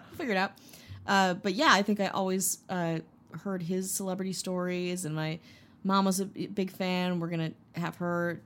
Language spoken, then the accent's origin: English; Wisconsin, United States; I'm from Wisconsin